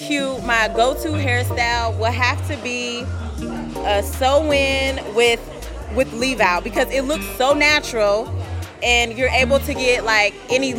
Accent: Woodbridge, Virginia, United States; I am from Woodbridge, Virginia, and I am the fabulous 28.

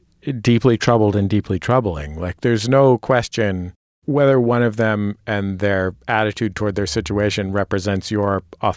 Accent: West Coast, United States; I remember as a kid growing up on the West Coast

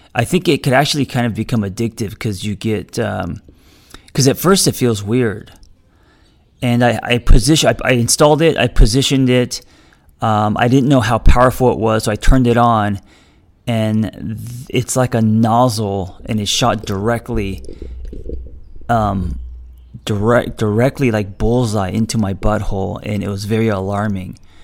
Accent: United States; I am also an American

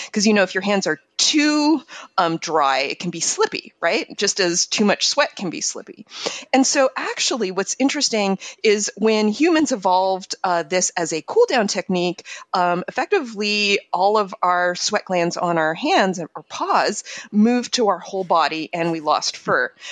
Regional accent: Montreal, Quebec, Canada; moved away; I grew up in Montreal, super icy, like kind of like Minnesota

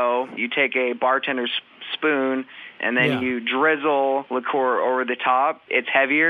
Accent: Seattle, Washington, United States; moved away as an adult; now in Beaumont, United States; I'm actually from Seattle, Washington.

